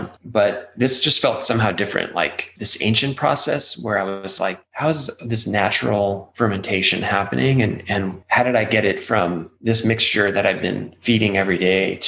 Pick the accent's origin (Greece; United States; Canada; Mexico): United States; Albuquerque, New Mexico; I grew up here in Albuquerque